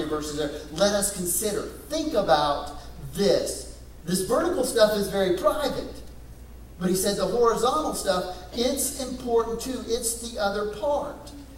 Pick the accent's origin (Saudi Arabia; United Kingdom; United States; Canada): United States; West Texas; Growing up in West Texas, I went to a lot of rodeos